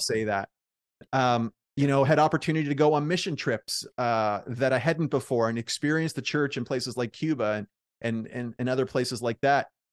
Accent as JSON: {"language": "English", "region": "Prince Edward Island", "country": "Canada", "also_born_or_lived": "Oxford", "moved": "yes", "said": "I'm from Prince Edward Island, and I never thought I'd move back"}